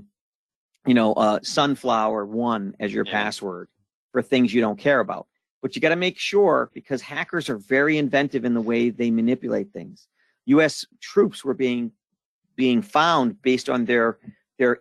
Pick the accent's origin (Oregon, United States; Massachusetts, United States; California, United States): Massachusetts, United States; Boston; I'm from Boston